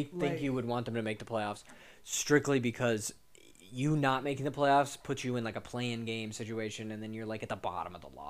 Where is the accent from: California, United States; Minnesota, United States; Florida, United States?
California, United States; we're both from California